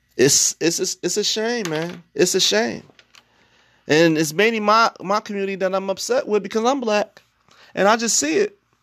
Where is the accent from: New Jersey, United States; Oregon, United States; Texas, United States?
New Jersey, United States; Newark; I'm from Newark, New Jersey